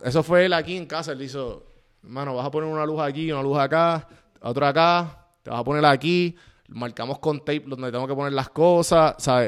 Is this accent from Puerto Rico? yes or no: yes; Puerto Rico; moved away as an adult; now in Atlanta, United States; criándote en Puerto Rico